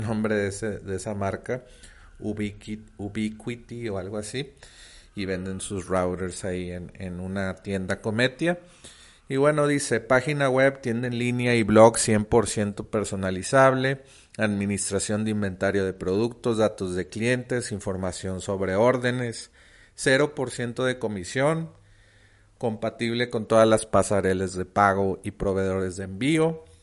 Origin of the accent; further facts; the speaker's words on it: Mexico; also born or lived in Monterrey; yo soy de México, vivo en Monterrey.